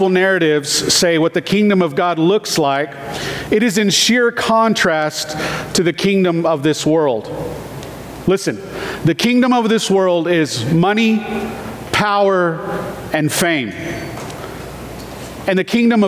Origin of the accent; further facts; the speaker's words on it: United States; I love being American